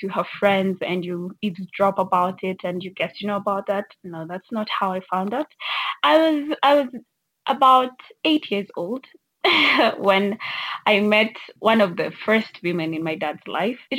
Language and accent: English; Kenya; I'm from Kenya.